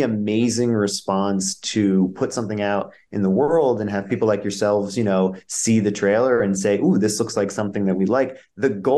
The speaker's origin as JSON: {"language": "English", "region": "New Jersey", "country": "United States", "said": "I'm from Jersey and diners have always been a frequent hotspot that we would hang out."}